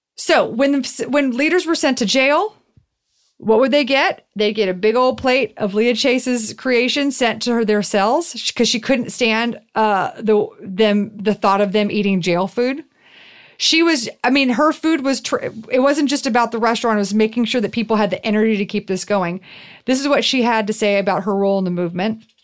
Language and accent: English; Houston, Texas, United States; I grew up in Houston, which is six hours north of, or sorry, six hours west of New Orleans